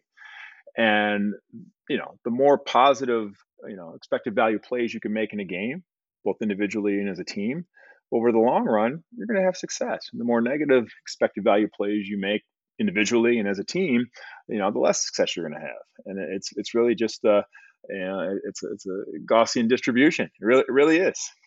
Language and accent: English; Detroit, Michigan, United States; a young kid growing up in Detroit